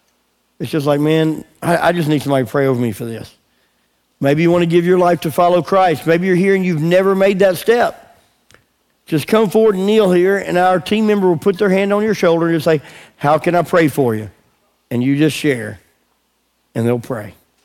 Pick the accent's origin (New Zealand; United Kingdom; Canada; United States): United Kingdom; England; So we go walk, and we're praying out loud in English. Of course, we're English.